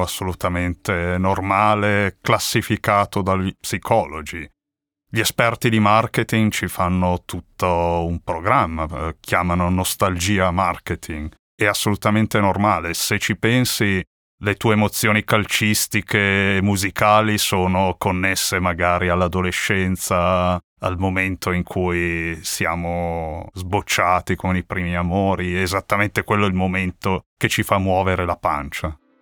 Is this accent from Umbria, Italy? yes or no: no; Milan, Lombardy, Italy; crescendo a Milano